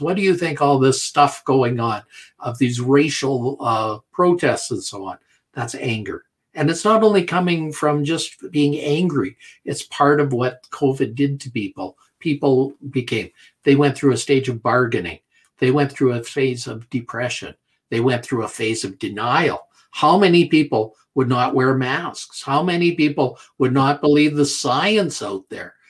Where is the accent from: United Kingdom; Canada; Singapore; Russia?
Canada; I'm a Canadian